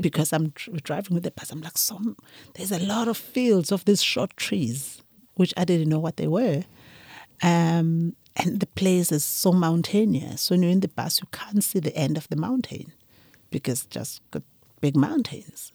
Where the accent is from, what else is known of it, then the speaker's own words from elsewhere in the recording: Ulundi, KwaZulu-Natal, South Africa; I grew up from, um, Mahlabathini, Ulundi